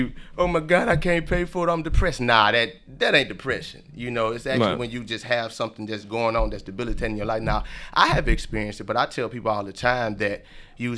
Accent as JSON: {"language": "English", "region": "Louisiana", "country": "United States", "moved": "yes", "lives_now": "Georgia, United States", "said": "I'm from Louisiana"}